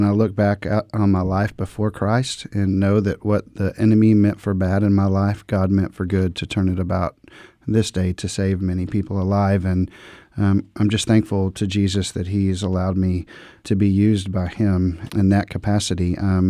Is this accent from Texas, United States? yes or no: yes; Dallas-Fort Worth, Texas, United States; I grew up in the Dallas-Fort Worth, Texas area.